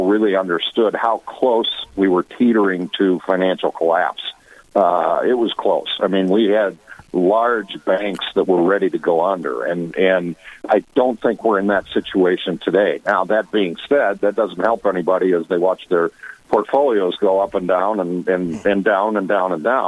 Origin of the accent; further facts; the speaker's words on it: Watertown, South Dakota, United States; moved away; also born or lived in Virginia, Minnesota; I grew up after leaving Virginia. I grew up most of my years in Watertown, South Dakota